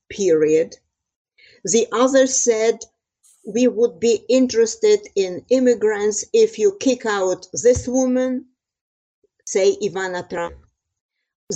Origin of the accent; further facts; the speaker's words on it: Transcarpathia, Western Ukraine, Zakarpattia Oblast, Ukraine; moved away as an adult; now in United States; I am originally from Western Ukraine, called Transcarpathia. It borders Slovakia and Hungary.